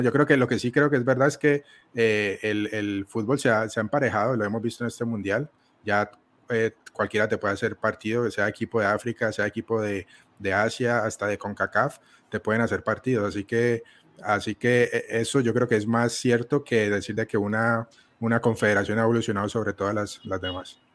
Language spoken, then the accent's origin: Spanish; Colombia; yo siendo colombiano